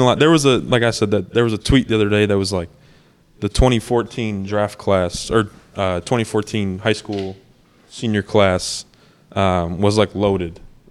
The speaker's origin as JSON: {"language": "English", "town": "Hickory Hills", "region": "Illinois", "country": "United States", "said": "It's Hickory Hills, man. I'm from Hickory Hills."}